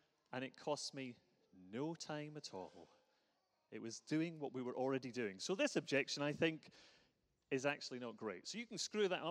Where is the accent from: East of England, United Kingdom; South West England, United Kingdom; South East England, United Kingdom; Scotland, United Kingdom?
Scotland, United Kingdom; Glasgow; We grew up in Glasgow, for those who recognize the accent